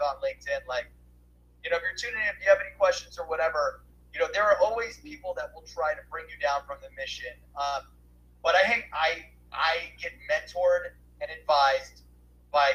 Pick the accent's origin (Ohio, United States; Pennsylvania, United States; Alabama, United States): Ohio, United States; Cleveland; I'm from Cleveland